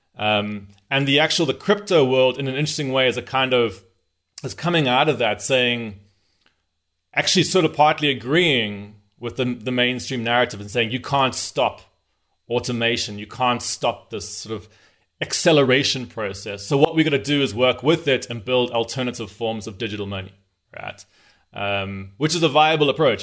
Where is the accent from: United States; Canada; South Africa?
South Africa; also born or lived in Zimbabwe; I'm from South Africa, uh, although my family's from Zimbabwe. So I grew up in Southern Africa